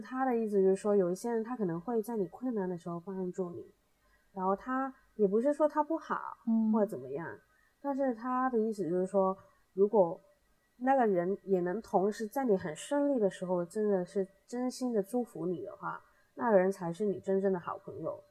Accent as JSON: {"language": "Chinese", "country": "Hong Kong", "said": "我们香港这边"}